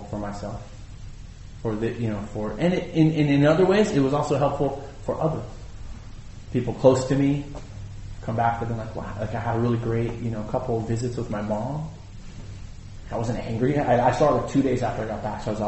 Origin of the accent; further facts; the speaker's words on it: United States; I'm American